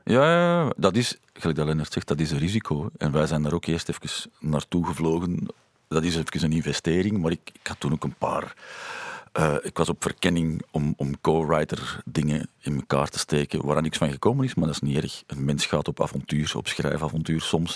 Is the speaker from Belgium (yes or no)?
yes; Lier, Flanders, Belgium; We zijn samen opgegroeid in Lier